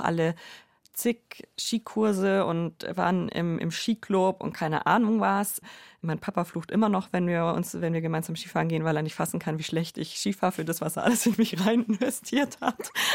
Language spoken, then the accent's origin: German; Allgäu, Bavaria, Germany; ich bin ja im Allgäu aufgewachsen